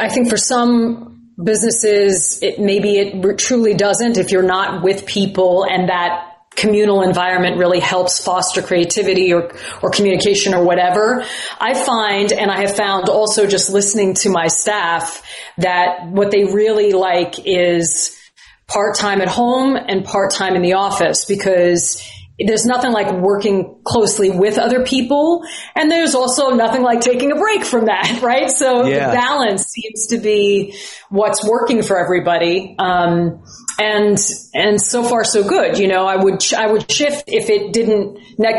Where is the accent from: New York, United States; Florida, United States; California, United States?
New York, United States; Huntington Station; I grew up in Huntington Station, Long Island.